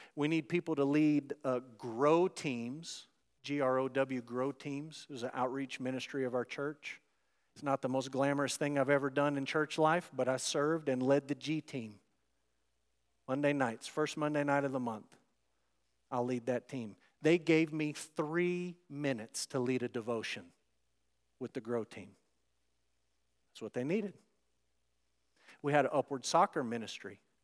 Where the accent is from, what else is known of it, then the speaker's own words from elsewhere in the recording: United States; American Christians who live in the West in twenty twenty-four